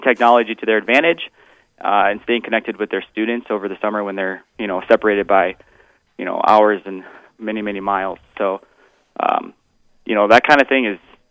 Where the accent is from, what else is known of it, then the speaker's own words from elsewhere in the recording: Eden, South Dakota, United States; now in Aberdeen, United States; I'm from Eden, South Dakota. So yeah, my family is farmers